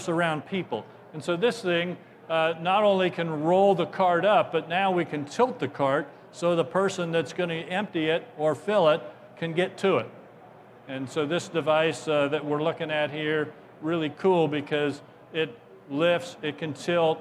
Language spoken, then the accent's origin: English; Ohio, United States; I'm from Ohio